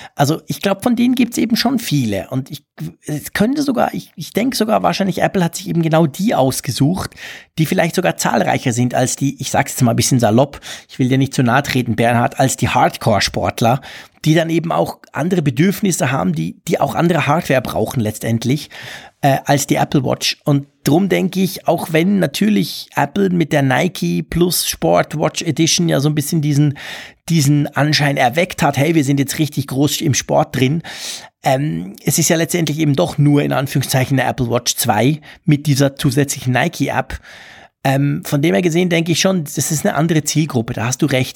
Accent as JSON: {"language": "German", "country": "Switzerland", "also_born_or_lived": "Bern", "said": "ich als Schweizer"}